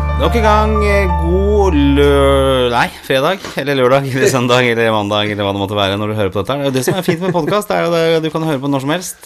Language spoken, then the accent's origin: Norwegian; Oslo, Norway; når jeg vokste opp eh, Jeg bodde i blokk hjemme på Torshov